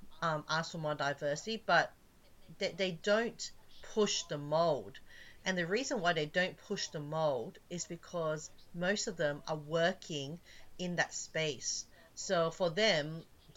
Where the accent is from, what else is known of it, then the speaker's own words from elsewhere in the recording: Australia; moved away; I'm Australian